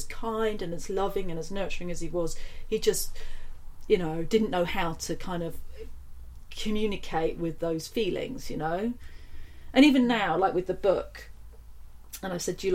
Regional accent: Nailsea, South West England, United Kingdom; I grew up in a town just outside of Bristol

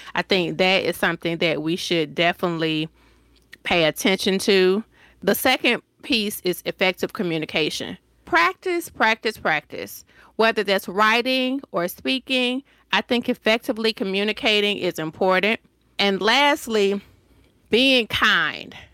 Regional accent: Decatur, Georgia, United States; accent: Southern; moved away as an adult; also born or lived in Hampton, Virginia; now in Washington, DC, United States; I am from Decatur, Georgia.

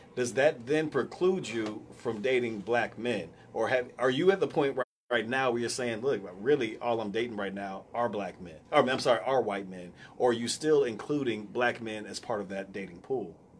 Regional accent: United States; we're indoctrinated, even as minorities, to have pride in being American

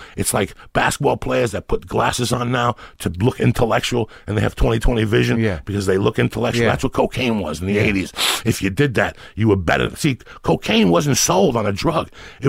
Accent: New York, United States; also born or lived in Colorado; that was a special thing about growing up in New York those days.

